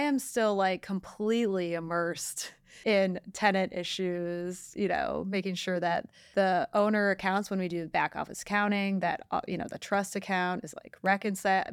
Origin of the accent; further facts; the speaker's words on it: Detroit, Michigan, United States; I am from Detroit